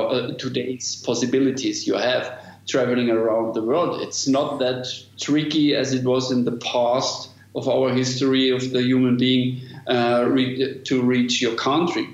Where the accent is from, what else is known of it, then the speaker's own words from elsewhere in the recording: Germany; English is a second language; I'm from Germany.